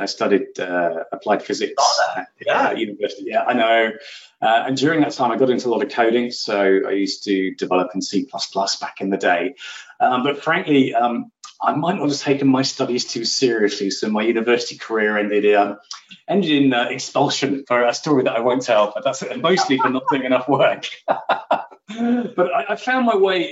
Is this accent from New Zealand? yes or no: no; Oxford, South East England, United Kingdom; I grew up in Oxford in England, so the university city of dreamy spires, which I still live quite close to. Very proud Oxfordian.